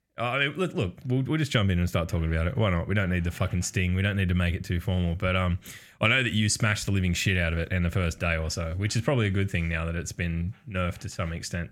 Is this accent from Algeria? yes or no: no; Australia; by virtue of being Australian